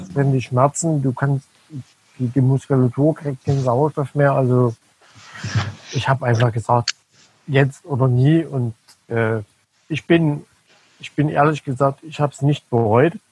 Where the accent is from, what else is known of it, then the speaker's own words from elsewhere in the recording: Dresden, Saxony, Germany; accent: Saxon; Ich komme aus Dresden